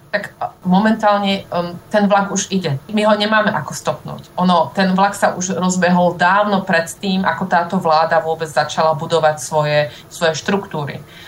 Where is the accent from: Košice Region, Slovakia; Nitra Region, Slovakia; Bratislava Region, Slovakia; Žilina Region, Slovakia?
Žilina Region, Slovakia; Dolný Kubín; moved away as an adult; now in Berlin, Germany; môjho rodného mesta, Dolného Kubína